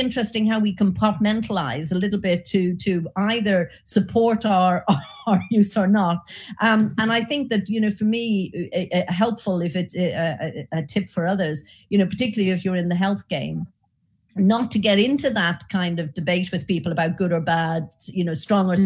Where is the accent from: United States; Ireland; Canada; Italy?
Ireland; accent: Irish; you might have picked up from my accent, I'm Irish.